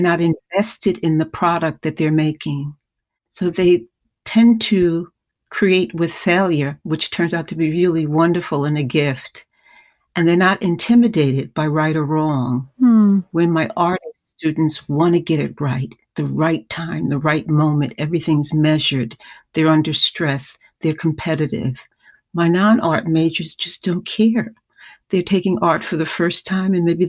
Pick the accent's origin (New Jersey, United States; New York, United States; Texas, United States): New York, United States; New York City; I'm a native New Yorker. I live in the house I grew up in St. Albans, Queens